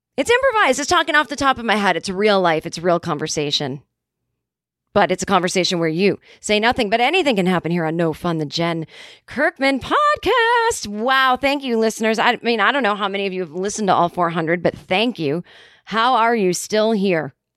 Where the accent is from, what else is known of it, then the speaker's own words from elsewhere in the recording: Boston, Massachusetts, United States; I was growing up in Boston